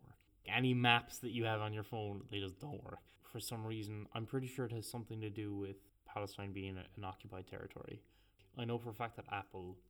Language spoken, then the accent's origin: English; Ireland; we're from Catholic Ireland